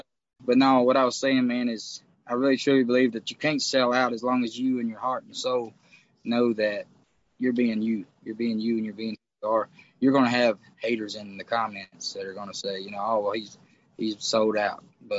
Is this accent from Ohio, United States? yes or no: no; Texas, United States; now in Nashville, United States; I came from Texas, so, like, I love everything about where I played in Texas and everything. But as soon as you jump in that vehicle and you move your way to Nashville